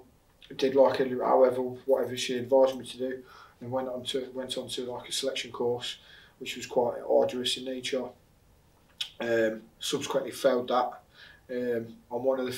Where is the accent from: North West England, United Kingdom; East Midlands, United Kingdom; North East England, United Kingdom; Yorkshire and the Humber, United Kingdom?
East Midlands, United Kingdom; Leicestershire; I'm 35, I'm from Cornwall, Leicester